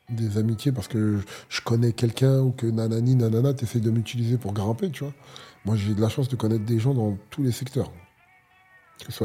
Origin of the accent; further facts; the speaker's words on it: Algeria; Moi, je suis un Algérien, je mange que du.